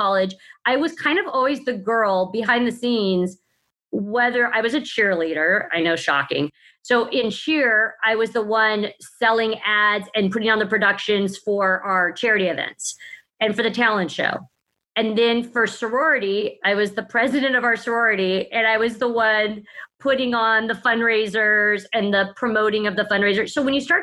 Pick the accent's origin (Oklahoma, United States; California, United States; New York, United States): California, United States; growing up in California